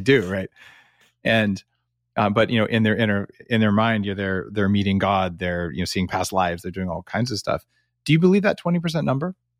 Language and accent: English; United States; moved away as an adult; now in Canada; I'm an American living in Canada for ten years